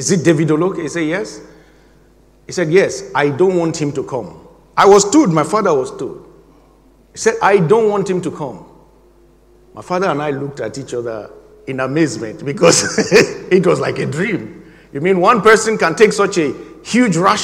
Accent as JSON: {"language": "English", "country": "Nigeria", "tie": "born or raised there", "moved": "as an adult", "said": "my home country, Nigeria"}